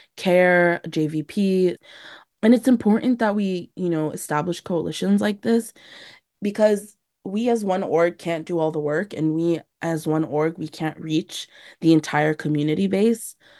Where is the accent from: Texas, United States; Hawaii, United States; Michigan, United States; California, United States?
California, United States; San Diego; I was born and raised here in San Diego to Palestinian refugee parents